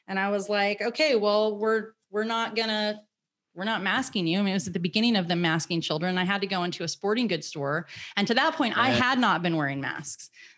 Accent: United States; I am an American citizen. I am a free American woman

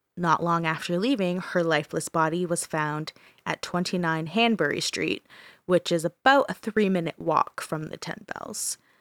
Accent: Brantford, Ontario, Canada; my hometown, Brantford

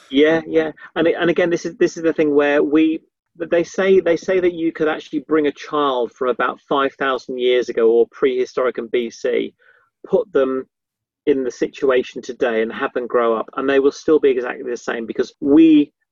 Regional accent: Yorkshire and the Humber, United Kingdom; also born or lived in Somerset / London; I was I was brought up in Yorkshire, and then we moved sort of down south to Somerset, and then we moved moved to London.

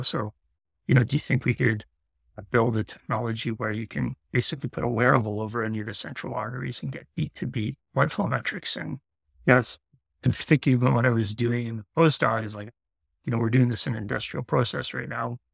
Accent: Sudbury, Ontario, Canada; also born or lived in Vancouver; I came back home to do grad studies. So I'm, I'm from Sudbury

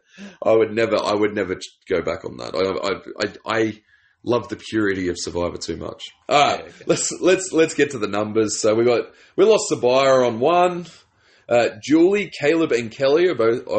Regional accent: New South Wales, Australia; I'm from New South Wales

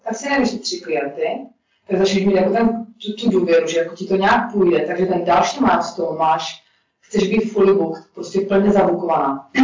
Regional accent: Czechia; moved away as an adult; also born or lived in Prague / Budapest; jsem Čech

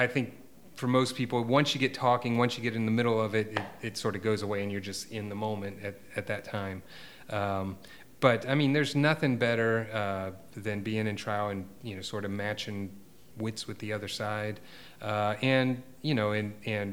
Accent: East Coast, United States; moved away as an adult; also born or lived in Portland, Oregon / Atlanta, Georgia; now in Savannah, United States; I was from the East Coast.

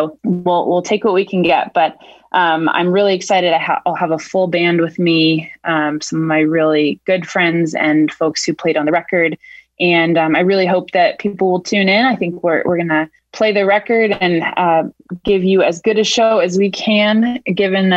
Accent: Portland, Maine, United States; now in Cambridge, United States; I'm originally from Portland, Maine, but I've been in Cambridge for 10 years now.

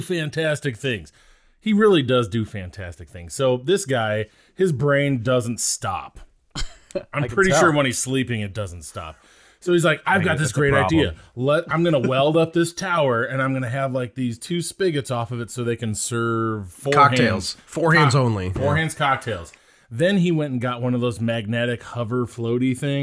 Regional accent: Wisconsin, United States; now in Missouri, United States; I was born and raised in Wisconsin.

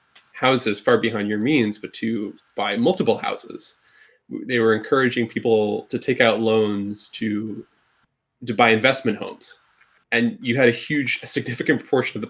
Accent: Ireland; the mountains where I grew up in Ireland

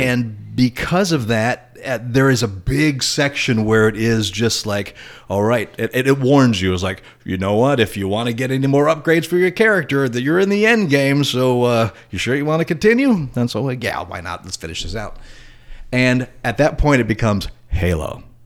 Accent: Indiana, United States; moved away; my hometown in Indiana

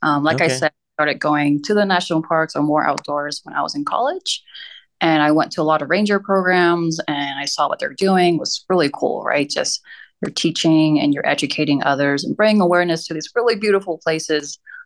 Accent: California, United States; also born or lived in Hong Kong; I was born in Pasadena, in California.

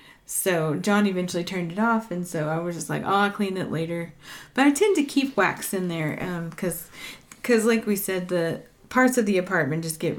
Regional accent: Texas, United States; Because I'm from

